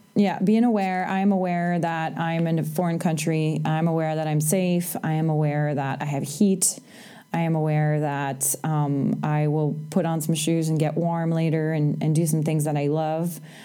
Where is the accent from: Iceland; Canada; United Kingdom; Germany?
Canada; moved away as an adult; also born or lived in United States; I'm Canadian